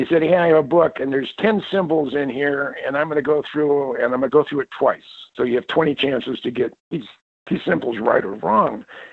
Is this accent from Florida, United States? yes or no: no; Mountain View, California, United States; I grew up in the Mountain View, Los Alamos area of the Bay Area, Silicon Valley